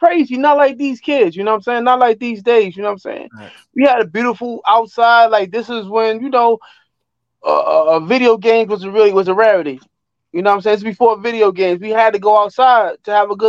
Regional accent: New York City, New York, United States; we're originally from West Bronx, like Davidson Avenue, 174th and Davidson. Well, my father caught the job and we moved uptown

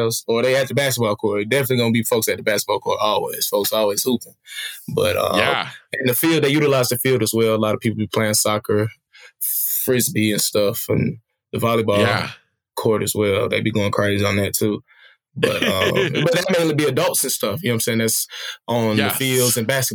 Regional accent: Smyrna, Georgia, United States; moved away as an adult; also born or lived in Beijing, China; I'm born and raised in Smyrna, Georgia, specifically. Well, I was born in Fulton County, but raised in Smyrna

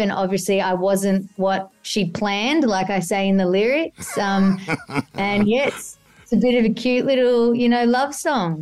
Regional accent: Australia; accent: Aussie

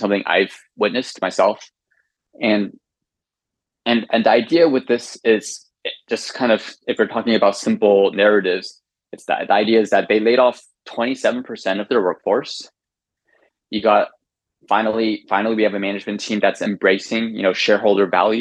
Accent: United States; as an American

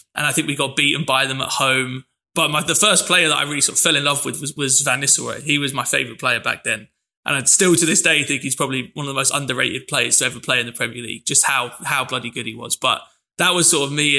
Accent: London, United Kingdom; I mentioned my dad's from Manchester, but I grew up in London.

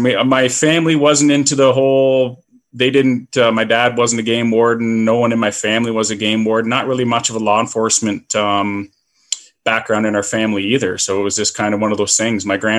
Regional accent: Lake Simcoe, Ontario, Canada; And I grew up right on Lake Simcoe.

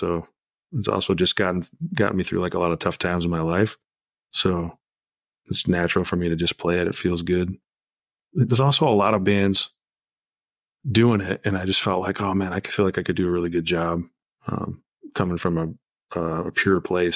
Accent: Hornell, New York, United States; my hometown, a small town called Hornell, New York

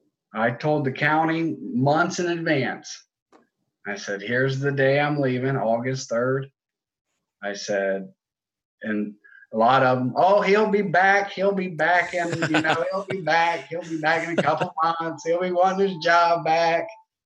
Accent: Ohio, United States; moved away as an adult; So I moved from Ohio down here about 7 years ago.

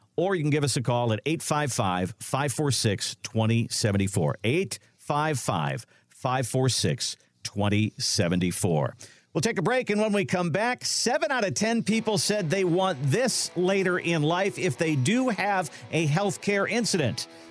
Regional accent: Minnesota, United States; now in Ohio, United States; I grew up in Minnesota

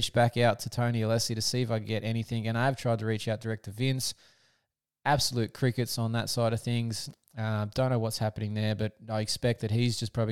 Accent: Australia; as an Aussie

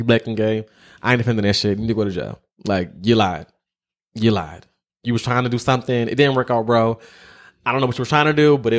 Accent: Philadelphia, Pennsylvania, United States; I'm from Philly.

